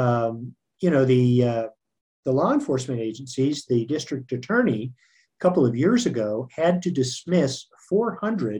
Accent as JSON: {"language": "English", "country": "United States", "also_born_or_lived": "Australia", "said": "as an American"}